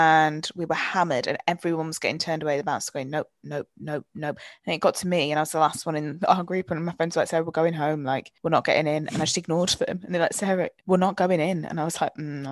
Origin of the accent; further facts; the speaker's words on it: Preston, North West England, United Kingdom; I'm from Preston